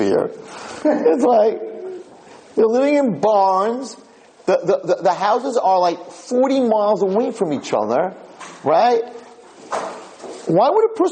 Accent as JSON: {"language": "English", "area": "Monsey", "region": "New York", "country": "United States", "tie": "born or raised there", "said": "I'm a Muncie boy"}